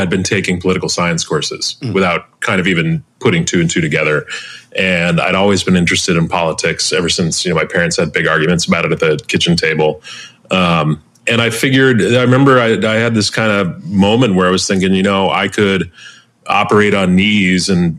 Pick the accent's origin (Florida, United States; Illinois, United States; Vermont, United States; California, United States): Illinois, United States; Chicago; my hometown, Chicago